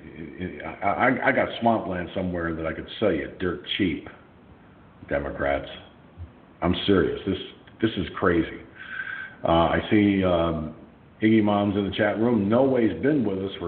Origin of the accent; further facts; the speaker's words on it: Peekskill, New York, United States; Back decades ago in my hometown of Peekskill, New York